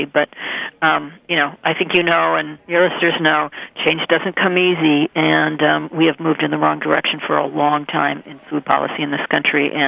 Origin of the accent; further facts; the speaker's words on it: Minnesota, United States; now in Maine, United States; I grew up in Minnesota